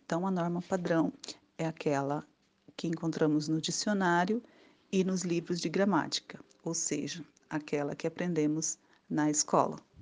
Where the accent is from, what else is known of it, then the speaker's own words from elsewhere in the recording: Brazil; Nosso país é tão grande que um lugar ou uma região fala diferente da outra